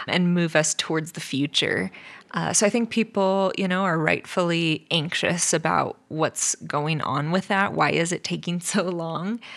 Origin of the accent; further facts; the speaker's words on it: California, United States; now in Nevada, United States; we grew up in California